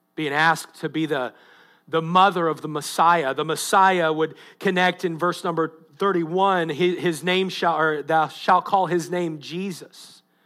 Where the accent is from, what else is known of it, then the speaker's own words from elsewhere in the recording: United States; I'm, I'm proud of being an American. I'm proud of my country